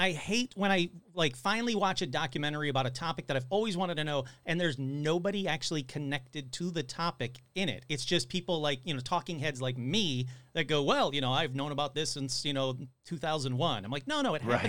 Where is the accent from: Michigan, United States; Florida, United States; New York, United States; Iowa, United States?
Michigan, United States; Detroit; I grew up in Detroit.